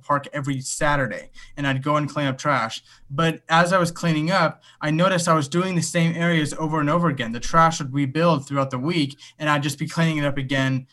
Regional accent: Los Angeles, California, United States; I'm from Los Angeles, California.

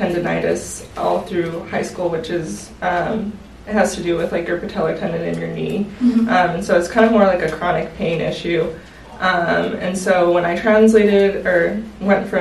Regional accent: New Mexico, United States; moved away as an adult; now in Phoenix, United States; I am originally from New Mexico. I ended up coming to Phoenix to attend Grand Canyon University

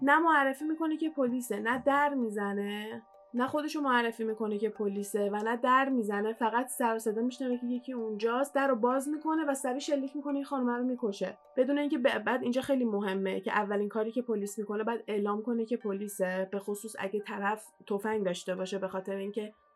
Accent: Iran; moved away; من ایرانیم

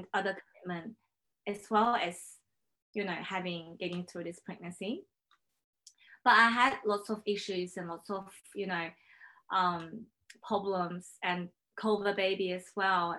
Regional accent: Shanghai, China; English is a second language; also born or lived in Paris, France; now in Brisbane, Australia; I was born in China

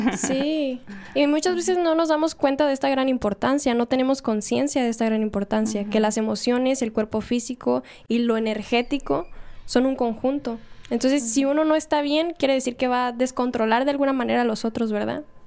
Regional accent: Mexico; Como mexicano se podría decir

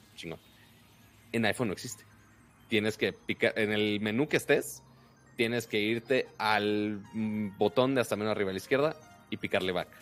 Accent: Monterrey, Nuevo León, Mexico; soy de Monterrey, la ciudad más, más fea de Texas

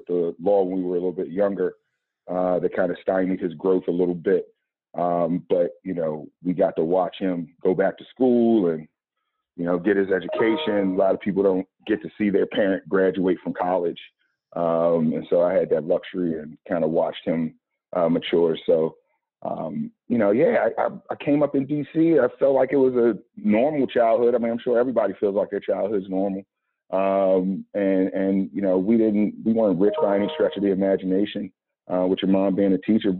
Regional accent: Washington, District of Columbia, United States; I grew up in and around Washington, D.C. My family's been in D.C. since probably the 30s and came up from South Carolina during that great migration

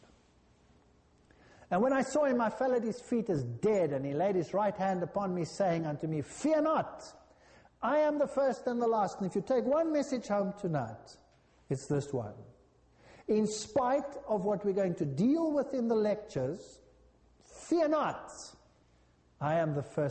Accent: South Africa; I come from South Africa, our houses are like jails.

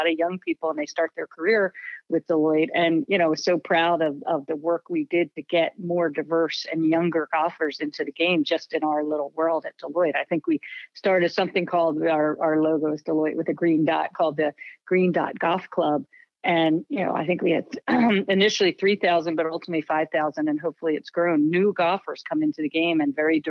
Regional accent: Philadelphia, Pennsylvania, United States; I was from the Philadelphia area

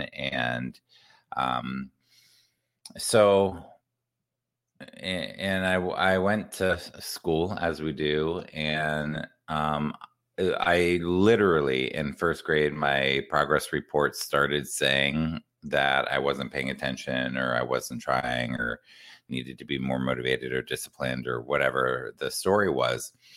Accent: Columbus, Ohio, United States; I grew up in Columbus, Ohio

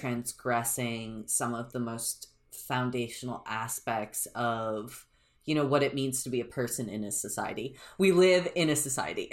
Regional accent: United States; I'm an American

